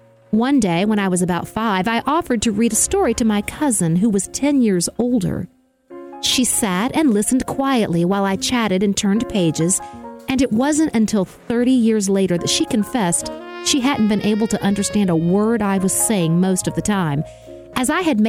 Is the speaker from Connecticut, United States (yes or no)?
yes; Connecticut, United States; I was growing up in Connecticut, but it might as well have been Mars.